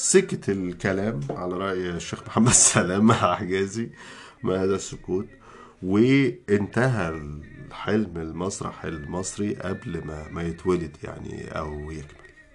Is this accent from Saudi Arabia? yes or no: no; Egypt; إحنا كمصريين